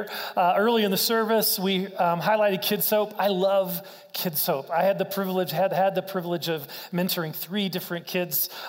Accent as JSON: {"language": "English", "town": "Wichita", "region": "Kansas", "country": "United States", "tie": "born or raised there", "said": "I grew up in Wichita, Kansas, went to K-State"}